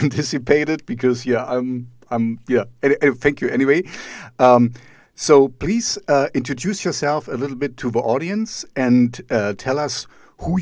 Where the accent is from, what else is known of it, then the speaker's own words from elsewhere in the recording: Germany; I'm German myself